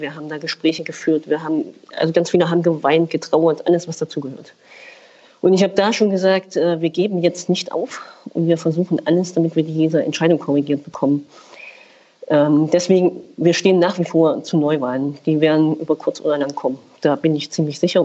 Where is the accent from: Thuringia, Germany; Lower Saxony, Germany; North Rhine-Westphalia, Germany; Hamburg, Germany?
Thuringia, Germany; bei uns in Thüringen